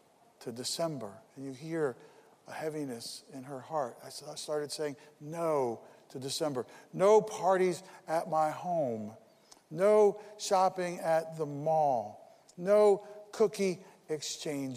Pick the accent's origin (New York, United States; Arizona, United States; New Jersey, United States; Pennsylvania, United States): New Jersey, United States; Paterson; I was born in Paterson, New Jersey